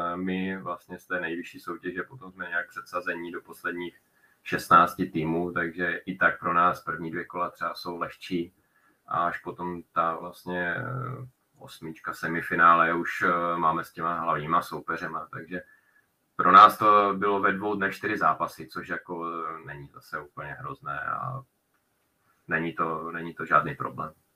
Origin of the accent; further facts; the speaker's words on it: Czechia; jsem vlastně jediný z Čechů